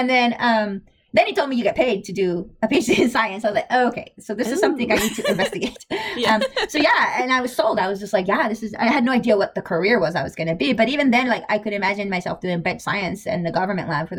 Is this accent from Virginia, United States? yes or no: no; Los Angeles, California, United States; moved away as an adult; also born or lived in Urbana-Champaign / Boston; now in Stanford, United States; I was born and raised in Los Angeles